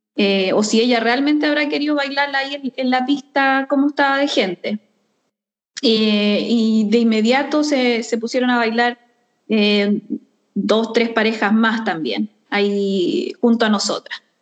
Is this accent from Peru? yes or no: no; Chile; now in Sweden; nuestra cueca y de nuestro pascuense